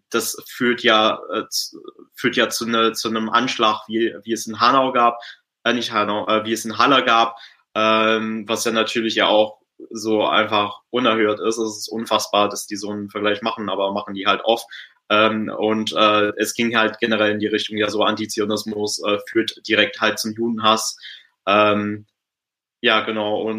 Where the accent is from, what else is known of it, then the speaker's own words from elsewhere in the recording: England, United Kingdom; also äh, ich bin ja in England groß geworden